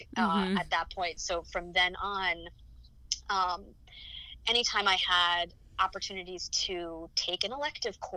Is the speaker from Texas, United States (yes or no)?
no; Rockland County, New York, United States; the Rockland Family Shelter, which was an organization in my hometown